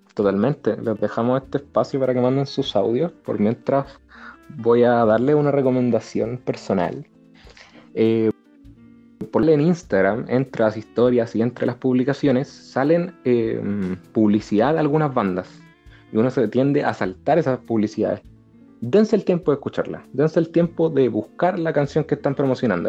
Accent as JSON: {"language": "Spanish", "country": "Chile", "said": "los chilenos hablamos rápido. Los chilenos rapeamos absolutamente"}